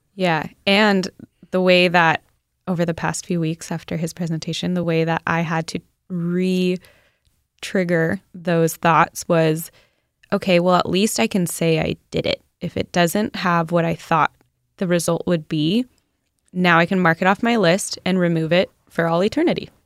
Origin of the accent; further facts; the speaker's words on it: Southern California, United States; now in Carlsbad, United States; I grew up in SoCal